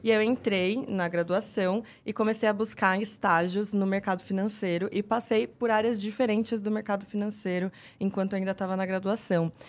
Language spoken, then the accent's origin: Portuguese; São Roque, São Paulo, Brazil; moved away; also born or lived in Jundiaí / Campinas; Eu é, sou de São Roque, que é interior de São Paulo